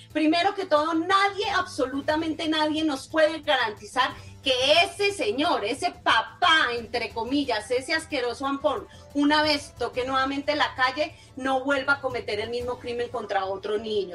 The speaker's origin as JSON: {"language": "Spanish", "country": "Colombia", "said": "nosotros sí somos mejores colombianos"}